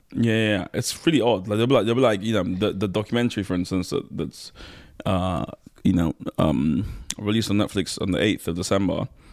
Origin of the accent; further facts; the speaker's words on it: London, United Kingdom; also born or lived in Nigeria / Kent / Manchester; I'm also from South East London. That's where I grew up